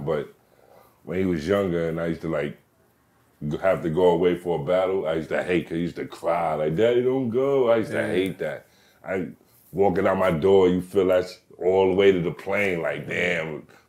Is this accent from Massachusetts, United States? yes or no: no; New York, United States; I grew up in New York.